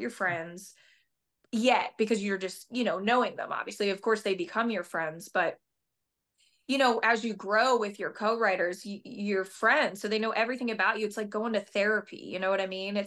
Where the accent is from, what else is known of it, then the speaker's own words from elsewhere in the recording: Delaware County, Pennsylvania, United States; moved away as an adult; now in Nashville, United States; I grew up in Phil, you know, right outside of Philadelphia